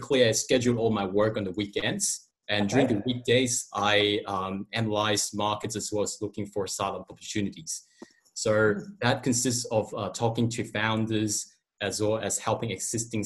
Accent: Hong Kong; now in Australia; I'm originated from Hong Kong, not from this country.

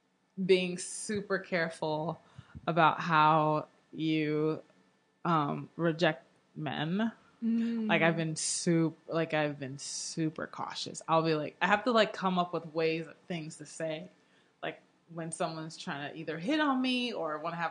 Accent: Houston, Texas, United States; And I grew up in Houston getting made fun of all the time.

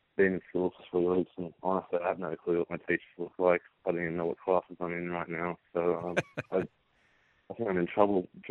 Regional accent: Australia; moved away; I love my home country

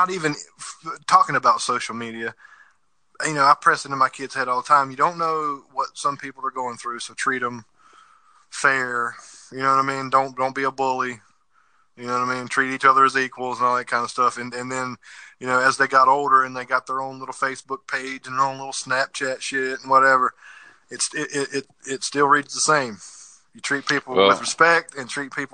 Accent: South Carolina, United States; moved away as an adult; My hometown, where I come from in South Carolina

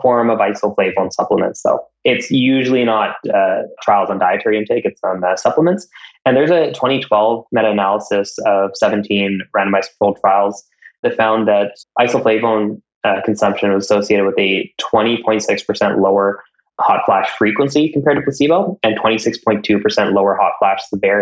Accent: Canada; I'm Canadian

